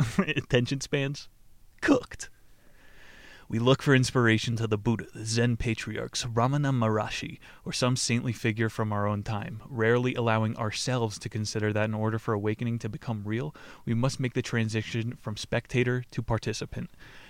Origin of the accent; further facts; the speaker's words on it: California, United States; When I was a boy growing up in Southern California, the concept of physical fitness as we know it today did not yet exist.